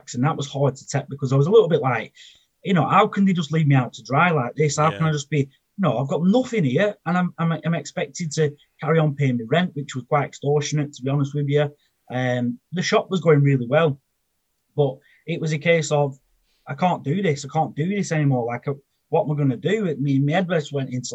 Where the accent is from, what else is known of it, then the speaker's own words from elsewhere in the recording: Preston, North West England, United Kingdom; I'm from Preston in Lancashire. And growing up, I was basically a bit of a sod